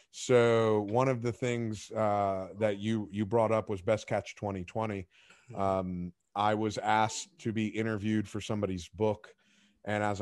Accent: Palm Beach, Florida, United States; Cor- correct. It's my hometown, and uh, it's it's a 15 minute drive.

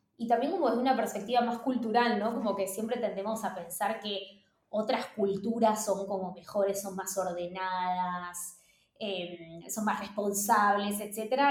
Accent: Argentina; moved away as an adult; also born or lived in Mexico / New York, United States; lo que somos los argentinos y las argentinas

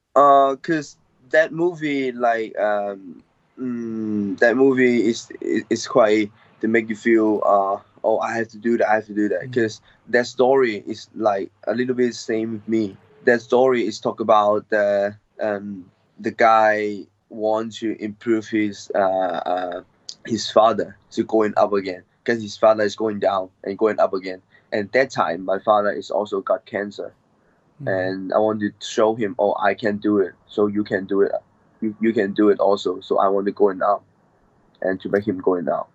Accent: Hong Kong; I grew up in Hong Kong, and I uh, born in Hong Kong

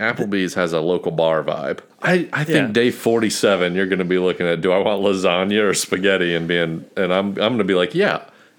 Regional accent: United States; I'm an American.

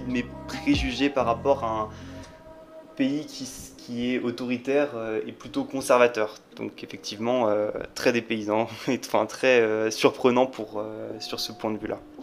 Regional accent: Paris, Île-de-France, France; moved away as an adult; en tant que Parisien euh, depuis ma plus tendre enfance

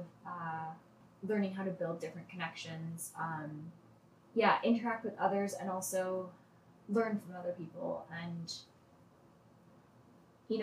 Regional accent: Toronto, Ontario, Canada; I grew up in Toronto, lived in Toronto my whole life.

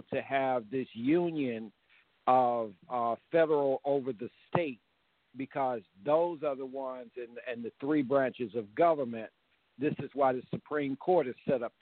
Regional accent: Chicago, Illinois, United States; I was raised in Wentworth Garden

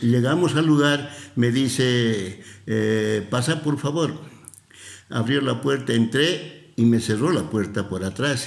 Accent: Cochabamba, Bolivia; yo soy cochabambino

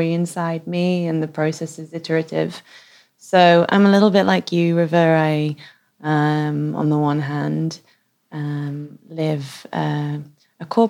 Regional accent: Manchester, North West England, United Kingdom; moved away as an adult; also born or lived in Paris / Hong Kong / London; now in Oslo, Norway; I grew up in Manchester and I have traveled all around the world. I've lived in Paris, Hong Kong, London.

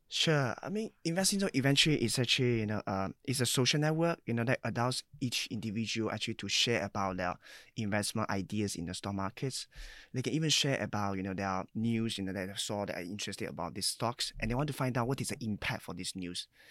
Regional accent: China; moved away as an adult; now in Singapore; I was born in China, so I came here at age about nineteen

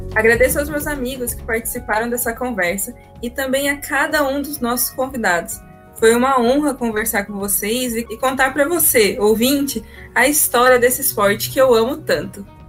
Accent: São José dos Campos, São Paulo, Brazil; now in Uberlândia, Brazil; eu também mudei para Uberlândia, eu sou do interior de São Paulo, de São José dos Campos.

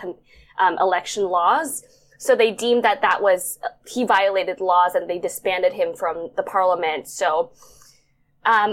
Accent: Bangkok, Thailand; moved away as an adult; also born or lived in New York, United States; I was born and raised in Bangkok, Thailand, but I moved to the States to study, and I spent 9 years there

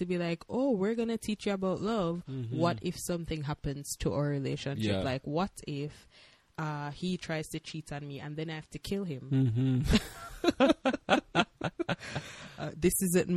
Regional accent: Jamaica; moved away as an adult; now in Hawaii, United States; We are from Jamaica, but now we're living in the land of Aloha, which is Hawaii.

